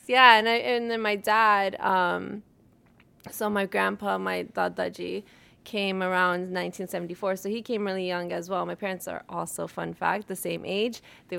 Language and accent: English; Nawanshahr, Punjab, India; Nawashad is actually the place I'm from. But back then it was Jalandhar, so it gets kind of confusing sometimes. And so my family started out there. Both sides actually did.